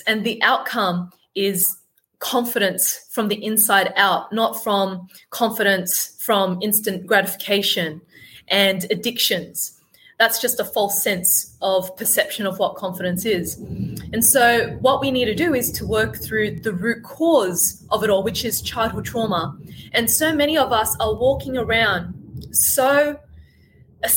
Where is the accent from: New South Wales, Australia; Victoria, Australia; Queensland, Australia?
New South Wales, Australia; Sydney; I was born and brought up in Sydney, Australia, as you could tell by my accent and my killer tan